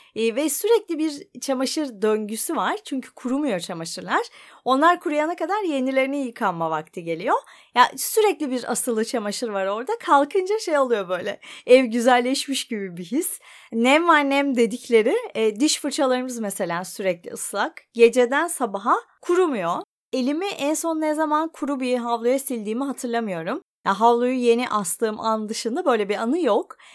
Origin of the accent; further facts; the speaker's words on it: Ankara, Turkey; moved away as an adult; now in Bodrum, Turkey; ben Ankaralıyım.